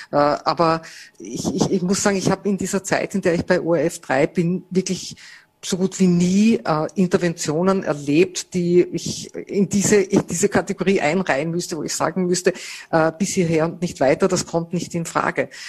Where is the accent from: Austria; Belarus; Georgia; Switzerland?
Austria; Vorarlberg; accent: Vorarlberg dialect; now in Vienna, Austria; Das ist sozusagen mein Stück Vorarlberg, das ich mitgenommen habe nach Wien mit meinen äh, Geschwistern und Eltern